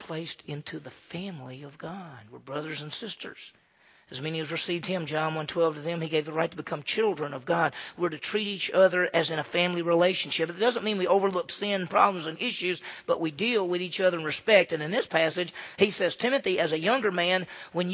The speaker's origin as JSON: {"language": "English", "town": "Meridian", "region": "Mississippi", "country": "United States", "tie": "born or raised there", "said": "I grew up in the South, right? I grew up in Meridian, Mississippi."}